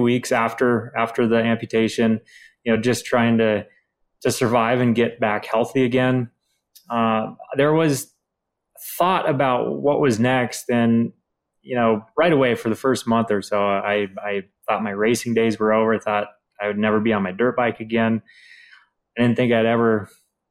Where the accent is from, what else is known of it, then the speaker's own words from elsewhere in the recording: St. Cloud, Minnesota, United States; from St. Cloud, Minnesota